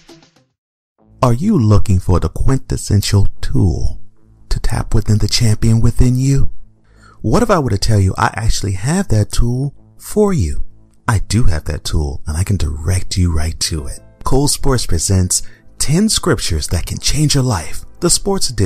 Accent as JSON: {"language": "English", "town": "Houston", "region": "Texas", "country": "United States", "tie": "born or raised there", "moved": "yes", "said": "my former hometown. H-Town"}